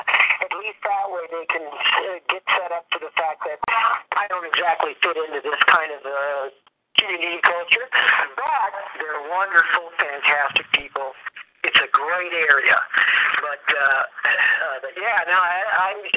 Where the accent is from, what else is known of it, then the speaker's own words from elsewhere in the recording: Los Angeles, California, United States; moved away; I was born in Los Angeles and lived there my entire life. I'm a third generation Los Angelian on my mother's side